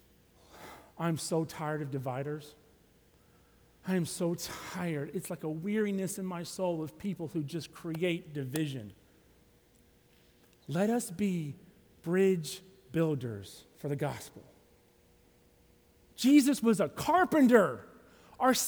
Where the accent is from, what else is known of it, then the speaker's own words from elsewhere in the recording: Alabama, United States; now in Tallahassee, United States; I'm from Alabama.